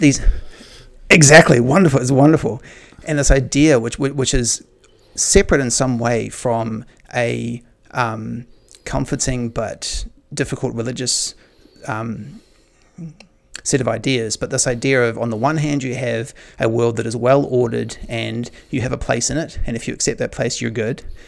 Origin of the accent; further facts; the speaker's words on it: New Zealand; I grew up in New Zealand